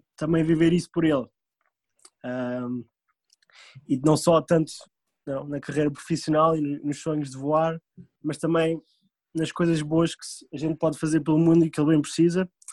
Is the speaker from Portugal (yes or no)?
yes; Portugal; moved away as an adult; also born or lived in France / Indonesia; now in United States; sendo português